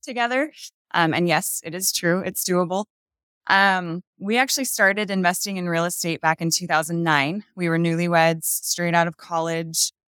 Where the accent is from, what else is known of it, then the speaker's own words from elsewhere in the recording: Napa Valley, Northern California, United States; moved away as an adult; now in Utah, United States; We've actually only been here for two years. We're from Northern California, Napa Valley.